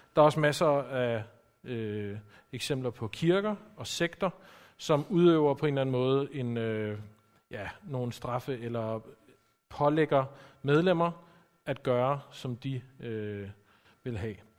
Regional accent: Copenhagen, Capital Region of Denmark, Denmark; som I kan høre, så er jeg også fra København

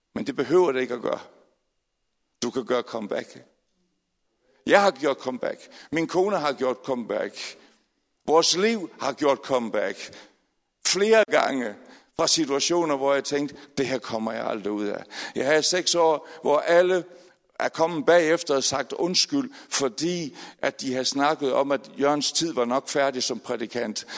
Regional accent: Aalborg, North Denmark Region, Denmark; moved away; jeg er født i Aalborg, desværre flyttet til andre steder i landet

